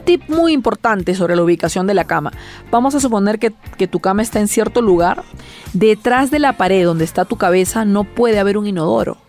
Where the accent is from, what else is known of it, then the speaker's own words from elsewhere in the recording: Peru; yo hago Feng Shui en mi país